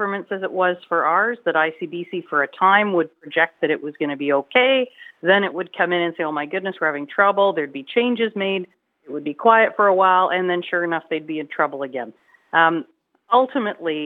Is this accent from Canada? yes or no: yes; British Columbia, Canada; we as British Columbians